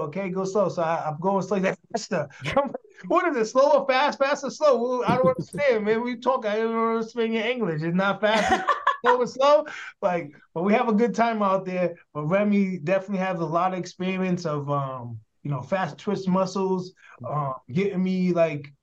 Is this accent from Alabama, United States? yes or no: no; Rhode Island, United States; my home state, Rhode Island